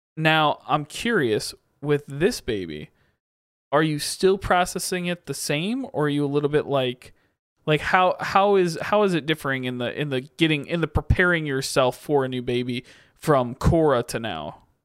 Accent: Michigan, United States; also born or lived in Kansas; Growing up in Michigan

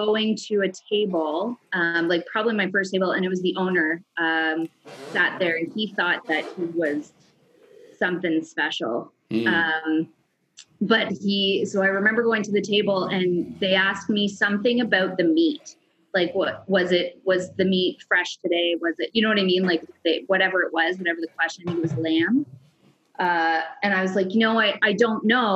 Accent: Caledon East, Ontario, Canada; I grew up in Caledon East, which is a tiny little town, sort of just north of Brampton area or just north of Toronto kind of idea

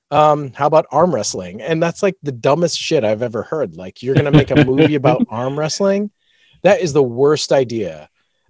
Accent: United States; I'm American

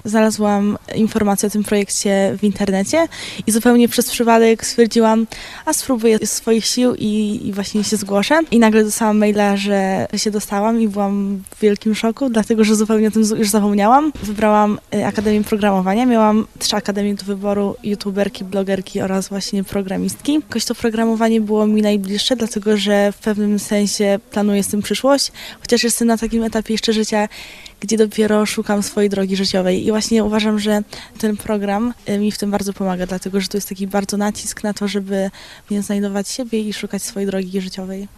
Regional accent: Pruszków, Masovian Voivodeship, Poland; jestem z Pruszkowa, mieszkam w tamtejszym domu dziecka.

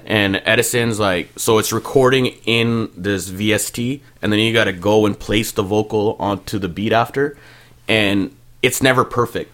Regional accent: Mississauga, Ontario, Canada; first language Punjabi; also born or lived in Montreal, Quebec; now in Brampton, Canada; I grew up in Malton, but in high school, I lived in Malton. Got into a little bit of trouble in high school, so I went to school in Brampton, but lived in Malton.

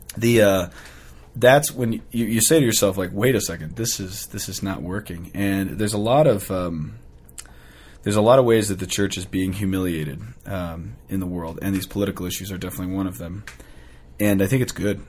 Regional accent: United States; as an American

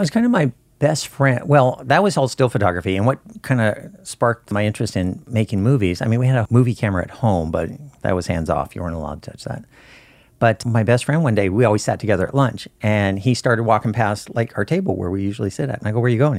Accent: Southern Oregon, United States; also born or lived in Burbank, California; born in Burbank and grew up in Southern Oregon

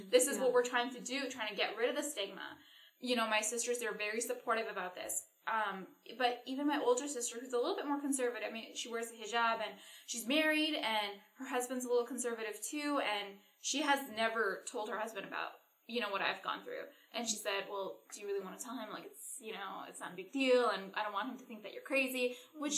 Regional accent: Canada; I'm Canadian

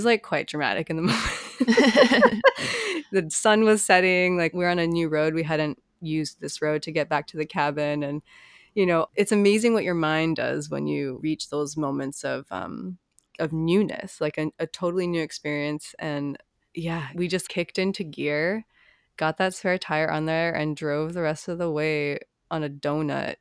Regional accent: Hawaii, United States; growing up in Hawaii, there's not a lot of places you can go that are that isolated

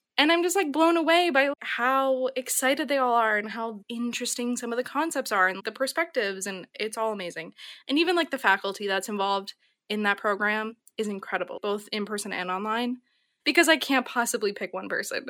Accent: Minnesota, United States; moved away as an adult; also born or lived in San Francisco; I'm a Midwesterner, it's very special to me

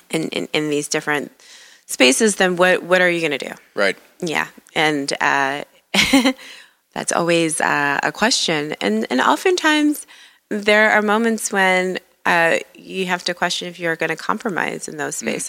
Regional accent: Detroit, Michigan, United States; You know, I'm I'm embarrassed to say that growing up in Detroit, I was not given the best impression of Upper Michigan.

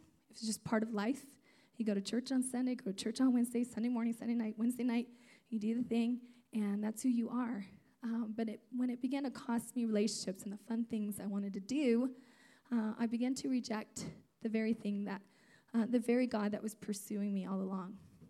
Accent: California, United States; also born or lived in Azores, Portugal; So I'm from Portugal, the islands. There's 9 islands off the coast of Portugal called the Azores Islands. I was born on one of those islands. And my parents came to California when I was just a month and a half

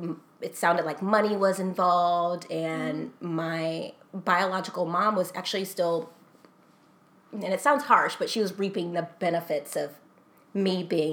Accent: Texas, United States; So, like I said, I came from Texas.

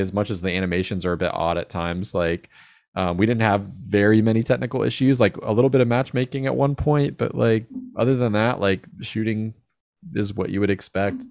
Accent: Jacksonville, United States; I'm from Jacksonville

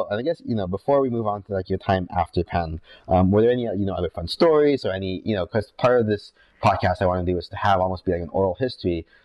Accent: Philippines; So obviously I'm Filipino.

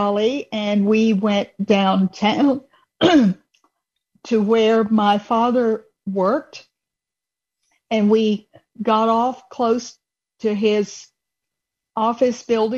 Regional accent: Atlanta, Georgia, United States; growing up in the Atlanta area

